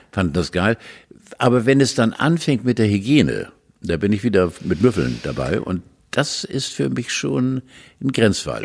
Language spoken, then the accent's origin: German; Hamburg, Germany; bei uns in Hamburg